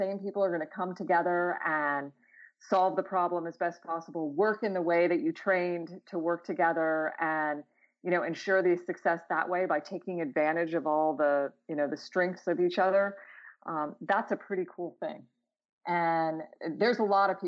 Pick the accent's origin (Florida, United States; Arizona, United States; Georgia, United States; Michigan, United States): Florida, United States; Clearwater; also born or lived in Albany, New York; I was born in Albany, but my parents moved to Florida when I was about a year old. So while I can claim it as my place of birth, I really can't claim it as my hometown or where I grew up, but have visited there quite often with my relatives. Where I grew up in Florida, Clearwater, Florida, on the West Coast